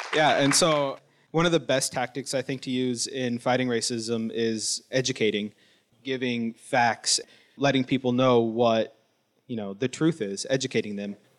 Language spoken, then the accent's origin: English; Wilton Rancheria, Sacramento Valley, California, United States; I'm Miwok from the Wilton Rancheria up in the Sacramento Valley